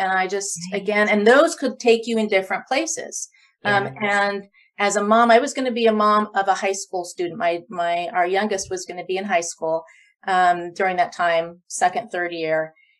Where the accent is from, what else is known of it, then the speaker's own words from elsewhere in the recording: Loma Linda, California, United States; And I'm from Loma Linda, like I mentioned, you know, so there's a piece of me there